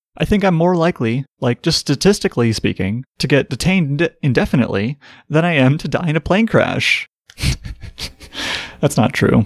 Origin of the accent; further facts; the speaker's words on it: Midwest, United States; as a Midwesterner